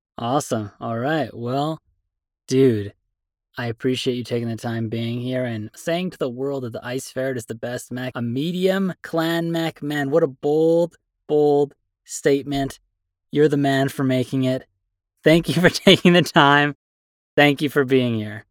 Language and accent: English; Canada; I'm a Canadian